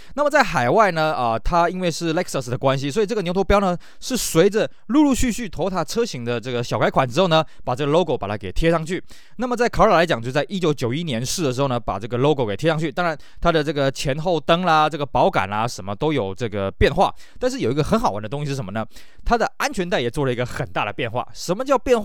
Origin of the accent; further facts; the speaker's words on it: Taiwan; 我们台湾这边